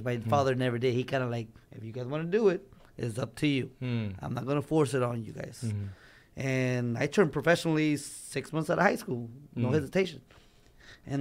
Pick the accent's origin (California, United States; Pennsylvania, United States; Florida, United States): California, United States; Los Angeles; I was born in East LA. But raised in the Valley most of my life